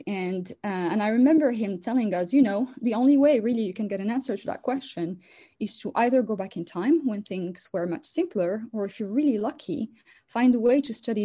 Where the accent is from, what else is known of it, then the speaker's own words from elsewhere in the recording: Casablanca, Casablanca-Settat, Morocco; moved away as an adult; also born or lived in France; now in United States; I was born and raised in Morocco, a country in Northwest Africa